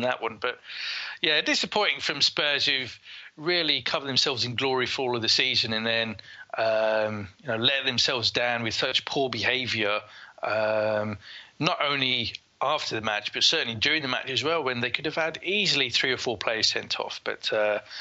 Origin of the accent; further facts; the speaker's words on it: Leicester, East Midlands, United Kingdom; here in my hometown of Leicester